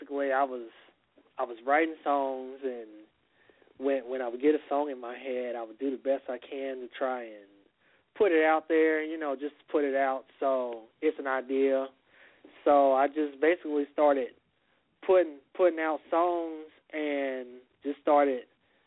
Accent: Kansas City, Missouri, United States; We are from Kansas City, Missouri

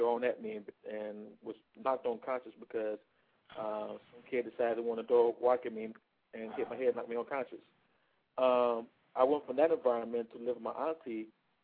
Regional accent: Detroit, Michigan, United States; moved away; also born or lived in Atlanta, Georgia; I was born and raised in Detroit, Michigan.

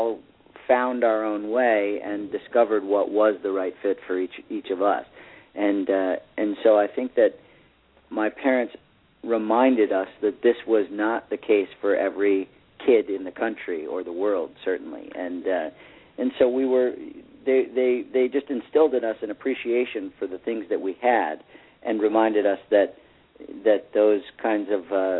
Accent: Wellesley, Massachusetts, United States; I was born in Wellesley, Massachusetts, right down the street from you

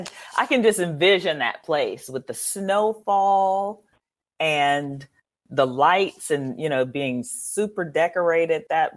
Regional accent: Chicago, Illinois, United States; moved away; I grew up in Chicago

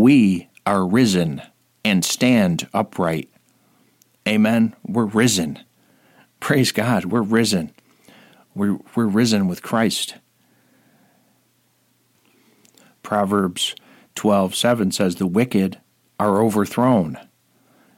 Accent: Rome, New York, United States; right here in my hometown of Rome, New York

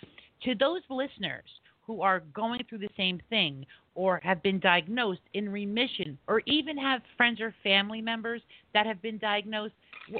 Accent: East Coast, United States; We're from the East Coast. We all understand each other, right, Kevin?

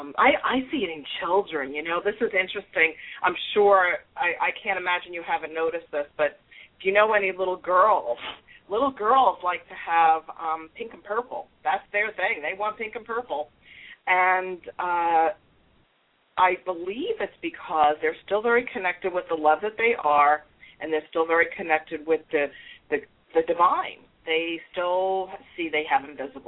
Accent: New York, United States; accent: New York; now in South Florida, United States; I'm a New York Italian girl, in case you didn't pick up by my accent of the New York part. But I've been in Florida, South Florida, for many years.

